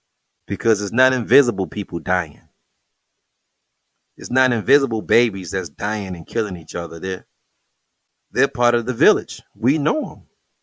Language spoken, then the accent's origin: English; Detroit, Michigan, United States; That's the neighborhood right next from mine. I'm from Plymouth.